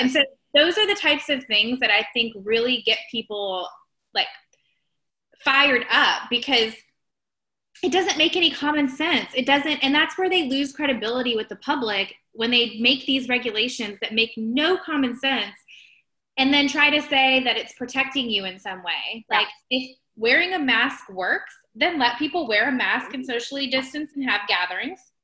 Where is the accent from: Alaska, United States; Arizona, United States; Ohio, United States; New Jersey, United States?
Ohio, United States; moved away; I am originally from Ohio